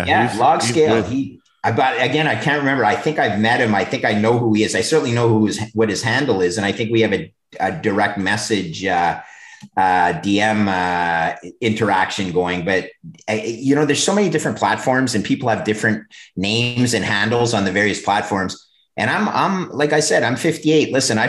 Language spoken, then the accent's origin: English; Oakville, Ontario, Canada; two brothers from Ontario, or actually right in my hometown, Oakville, that run a real estate office